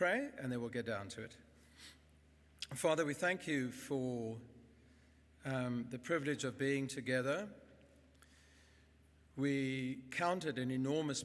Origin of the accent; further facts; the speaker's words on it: Bloemfontein, Free State, South Africa; I grew up in Bloem. I went to school there. I went to university there.